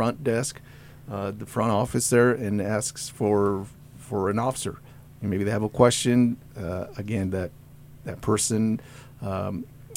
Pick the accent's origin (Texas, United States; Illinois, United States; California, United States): California, United States; Central Valley; now in Boise, United States; I grew up in California, Central Valley, a little farming town outside of Fresno